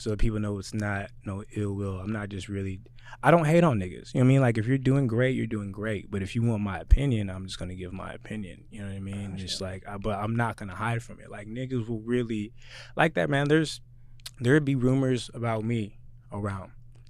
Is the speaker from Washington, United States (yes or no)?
yes; Spanaway, Washington, United States; And I'm from Spanaway, so I always knew I was never really gonna make it because I'm from Spanaway.